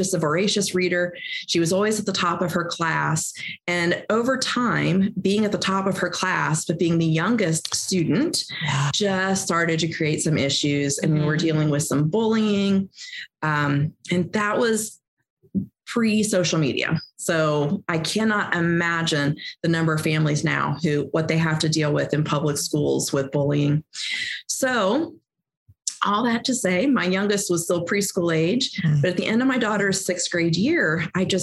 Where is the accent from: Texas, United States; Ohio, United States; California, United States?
Ohio, United States; now in Indiana, United States; we are both from Ohio, even though we've now lived in Indiana, since 1998. But we are Ohio people born and bred